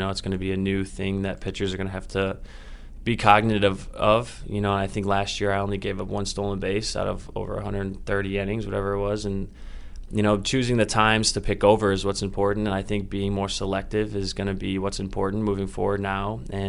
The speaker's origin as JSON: {"language": "English", "region": "Indiana", "country": "United States", "said": "I'm from Indiana, so the traveling is a little easier for my family, flying out of Chicago down to Florida."}